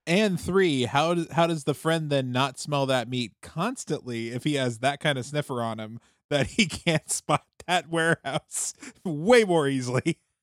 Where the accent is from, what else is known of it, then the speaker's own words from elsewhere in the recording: Minnesota, United States; I grew up in Minnesota